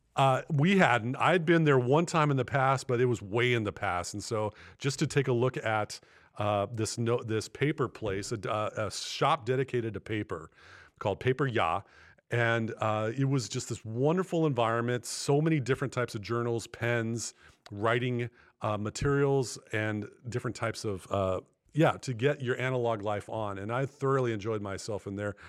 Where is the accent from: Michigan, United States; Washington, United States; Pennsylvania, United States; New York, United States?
Washington, United States; Bellingham; my hometown here in Bellingham